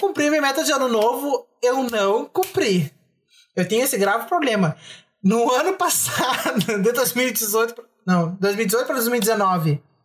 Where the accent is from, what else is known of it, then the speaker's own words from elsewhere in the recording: Bagé, Rio Grande do Sul, Brazil; a gente é de Bagé